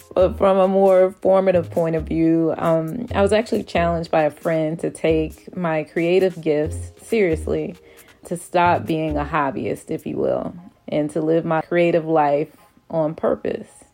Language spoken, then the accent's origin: English; Atlanta, Georgia, United States; I am actually from Atlanta. I am a Grady baby. My first steps were on Stewart Avenue